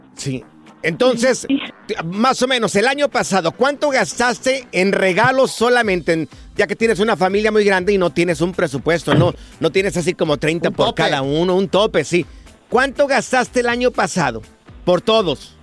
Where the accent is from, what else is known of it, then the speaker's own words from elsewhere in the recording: Jalisco, Mexico; somos los dos, somos del estado de Jalisco